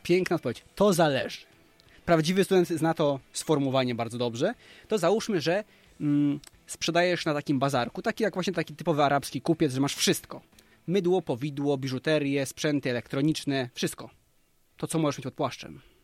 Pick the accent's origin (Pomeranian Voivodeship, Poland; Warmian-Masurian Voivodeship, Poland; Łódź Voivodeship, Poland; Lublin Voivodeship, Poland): Lublin Voivodeship, Poland; Krasnystaw; ja sam jestem z małego miasteczka Krasnystaw